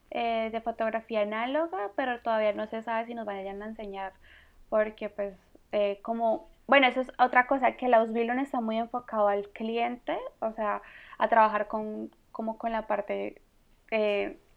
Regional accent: Colombia; Una es de Suecia y pues yo, que soy colombiana.

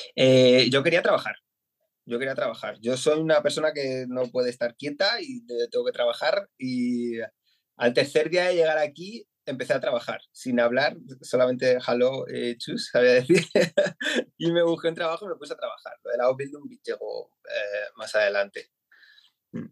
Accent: Madrid, Community of Madrid, Spain; moved away as an adult; now in Essen, Germany; yo soy de Madrid y llevamos en Alemania desde en marzo hicimos tres años

